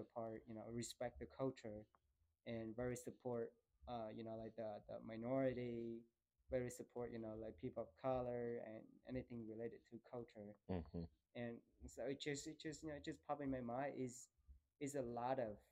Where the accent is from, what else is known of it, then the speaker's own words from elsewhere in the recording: Da Nang, Vietnam; moved away as an adult; when I got back to Da Nang, it's my city.